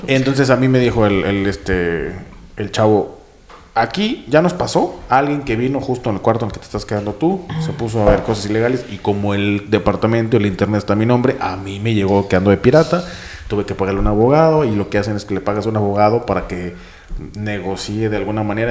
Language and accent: Spanish; Mexico; now in Berlin, Germany; allá en mi país, en las tierras salvajes de México